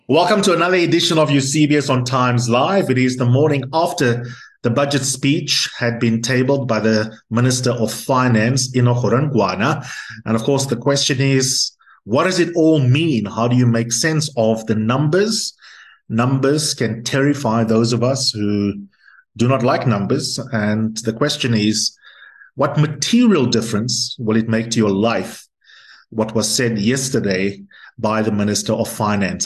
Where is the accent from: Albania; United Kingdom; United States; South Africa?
South Africa; as a South African